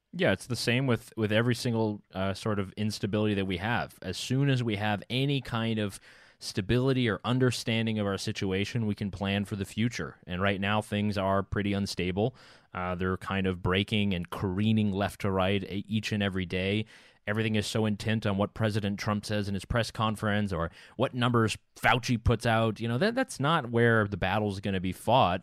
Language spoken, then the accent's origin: English; United States; moved away as an adult; now in Vienna, Austria; I have a right to enter as an American citizen.